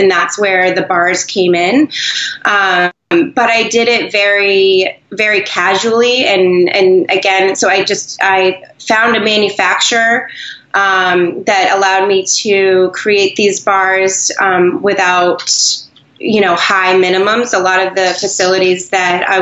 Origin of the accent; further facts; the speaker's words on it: New Hampshire, United States; moved away; also born or lived in Boston; I'm from New Hampshire, and I vacation in Maine